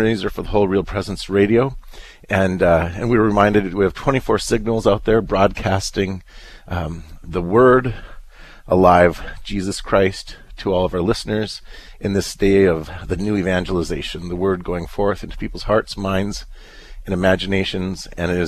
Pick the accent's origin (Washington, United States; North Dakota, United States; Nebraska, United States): North Dakota, United States; Lefor; That, of course, is my hometown